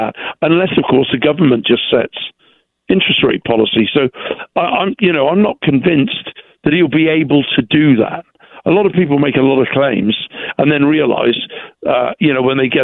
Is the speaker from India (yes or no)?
no; England, United Kingdom; now in United States; as an English gentleman